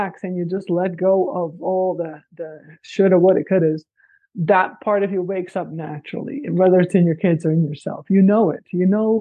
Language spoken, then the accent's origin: English; Netherlands; moved away as an adult; now in Paradise Valley, United States; I grew up in the Netherlands